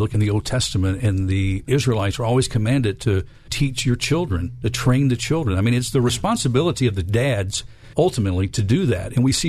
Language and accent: English; Memphis, Tennessee, United States; I grew up here in Memphis